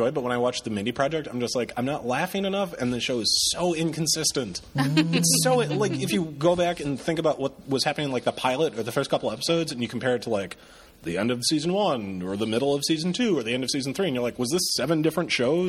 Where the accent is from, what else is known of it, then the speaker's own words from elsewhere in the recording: Detroit, Michigan, United States; I grew up in Detroit or outside of Detroit